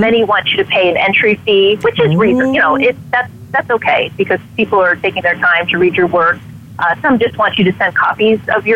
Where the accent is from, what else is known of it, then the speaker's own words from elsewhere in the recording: Illinois near Chicago, United States; also born or lived in Wisconsin; now in Hannibal, United States; I'm actually from Wisconsin, and I grew up in Illinois near Chicago, but I live with my family in Missouri